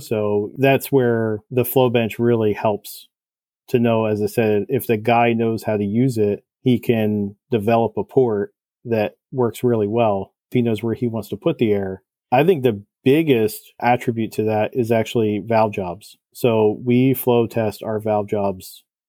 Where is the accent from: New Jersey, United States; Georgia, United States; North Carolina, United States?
New Jersey, United States; I'm from Jersey